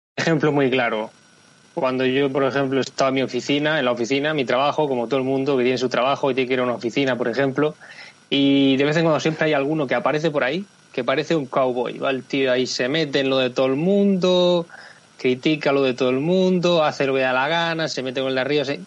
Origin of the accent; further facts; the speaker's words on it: Spain; en España somos los tontos de Europa